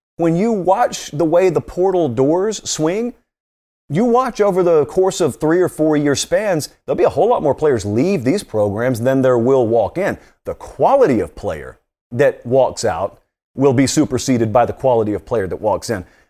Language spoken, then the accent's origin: English; Georgia, United States; I grew up in Georgia